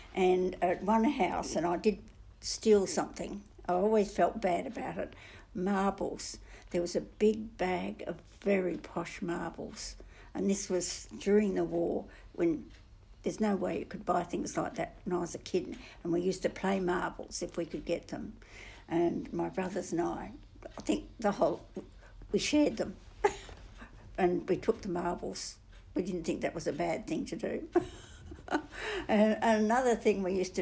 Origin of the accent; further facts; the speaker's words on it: Big Bell, Western Australia, Australia; also born or lived in Cue; I was born in Kew, and we lived at Big Bell, and then the war started while we were at Big Bell